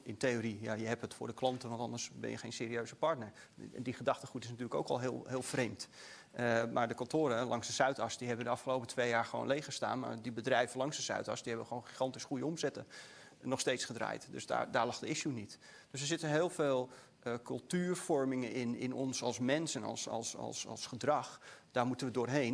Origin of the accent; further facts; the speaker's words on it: Netherlands; wij in Nederland